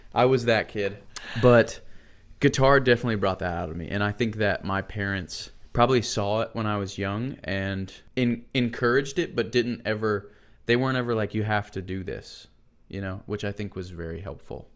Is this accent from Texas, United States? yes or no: no; Buford, Georgia, United States; now in Nashville, United States; I grew up in Buford, Georgia